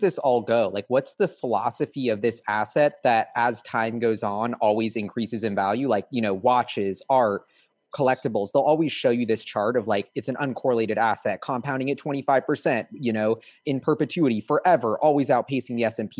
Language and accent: English; Seattle, Washington, United States; I'm from Seattle